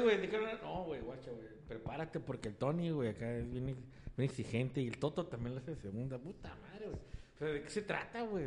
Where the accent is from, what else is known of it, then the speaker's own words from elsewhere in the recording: Mexico; soy mexicano